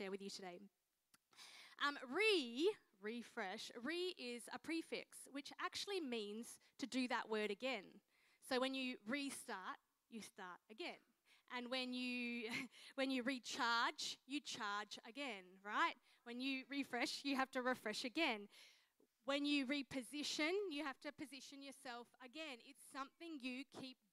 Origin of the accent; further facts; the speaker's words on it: Mildura, Victoria, Australia; now in Adelaide, Australia; I grew up in Mildura, Victoria.